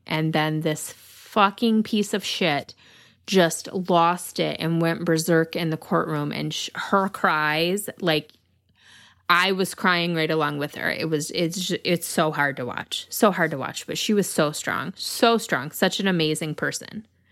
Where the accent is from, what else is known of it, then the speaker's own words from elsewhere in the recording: Michigan, United States; accent: Michigan; my Michigan accent